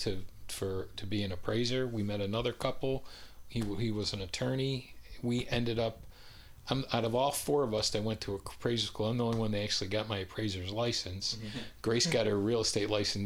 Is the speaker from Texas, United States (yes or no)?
no; upstate New York, United States; moved away as an adult; also born or lived in California; now in Raleigh, United States; I spent my whole life in upstate New York, and then I moved here to Raleigh